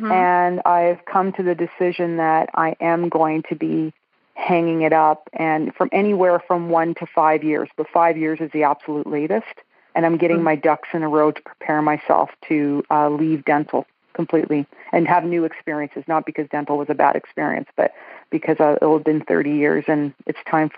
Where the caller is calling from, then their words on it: Edmonton, Alberta, Canada; I'm calling from Edmonton, Alberta, Canada.